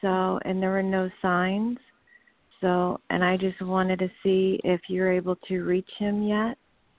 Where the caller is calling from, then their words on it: Kent, Ohio, United States; I'm calling from Kent, Ohio.